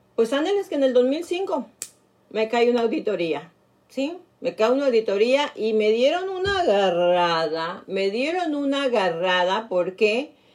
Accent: Nayarit, Mexico; moved away; mis paisanos de Nayarit, de mi pueblo

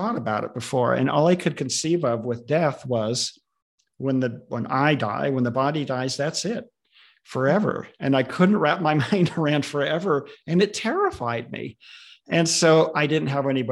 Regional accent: Southern California, United States; moved away as an adult; now in Redmond, United States; Lived here for most of my adult life, although I grew up in Southern California

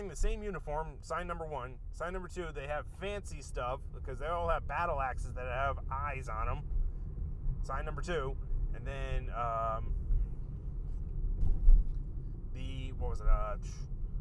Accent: United States; as an American

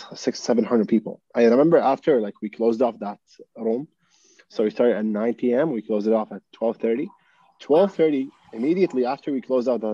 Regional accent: Qatar; also born or lived in United Kingdom; comes from Qatar

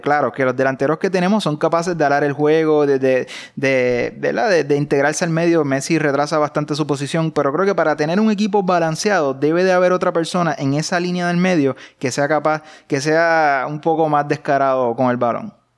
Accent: Puerto Rico; somos puertorriqueños

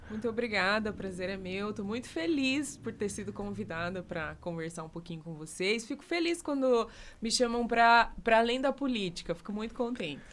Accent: Curitiba, Paraná, Brazil; E sou uma mulher né, negra que nasceu na cidade de Curitiba

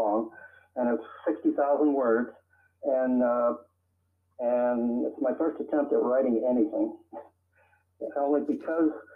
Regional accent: Girard, Pennsylvania, United States; also born or lived in El Paso, Texas / Tucson, Arizona / New York City; now in Seattle, United States; I was born in El Paso, Texas, but I wasn't raised in El Paso, Texas. I'm a military man, married my mother, and moved us to Girard, Pennsylvania, which is on the lake in Pennsylvania.

